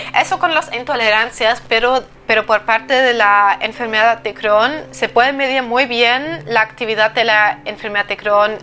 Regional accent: eastern Germany, Germany; moved away as an adult; yo soy del este de Alemania

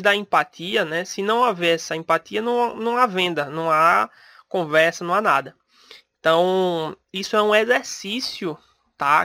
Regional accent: Pernambuco, Brazil; eu sou de Pernambuco

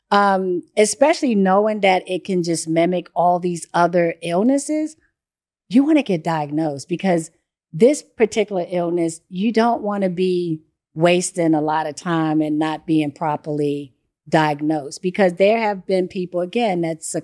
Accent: Baltimore, Maryland, United States; So I grew up doing this stuff. I, I grew up in Baltimore.

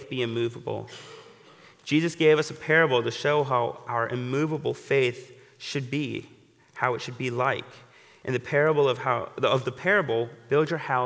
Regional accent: Florida, United States; moved away; my home state of Florida

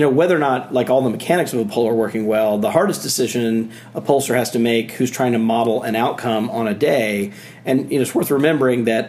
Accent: Jackson, Mississippi, United States; I'm from the South. I grew up in Jackson, Mississippi

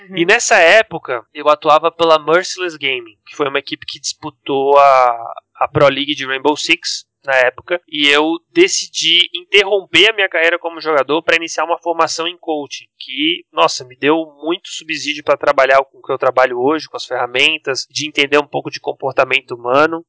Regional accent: Florianópolis, Santa Catarina, Brazil; sou de Florianópolis, Santa Catarina, e eu viajei praticamente o estado inteiro

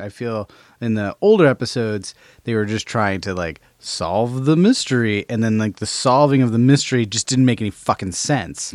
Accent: Albany, New York, United States; my hometown of Albany, New York, shout out A-Town

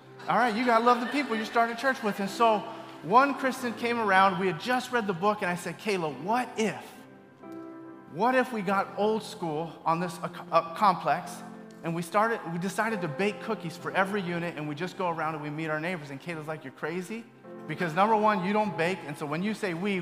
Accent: Bay Area, California, United States; moved away as an adult; I grew up in the Bay Area, but I've been gone for a while

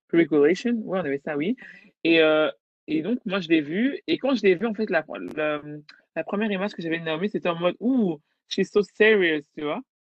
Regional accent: Belgium; je suis belge d'origine congolaise

